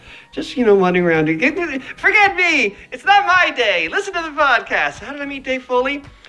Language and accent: English; Toronto, Ontario, Canada; also born or lived in Montreal; I grew up in Montreal. Born in Montreal, grew up in Toronto.